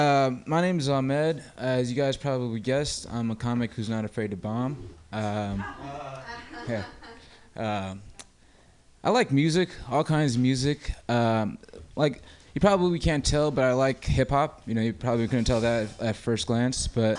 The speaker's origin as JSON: {"language": "English", "town": "Oakland", "region": "California", "country": "United States", "said": "I'm from Oakland originally"}